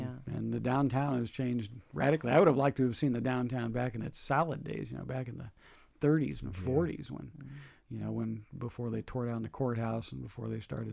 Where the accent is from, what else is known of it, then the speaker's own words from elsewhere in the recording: Lodi, California, United States; also born or lived in Columbus, Ohio / Stockton, California; I grew up in Lodi. We wound up in Lodi because that's where my mother's parents lived in Lodi. So I misspent my youth in Lodi and managed to somehow or another get through high school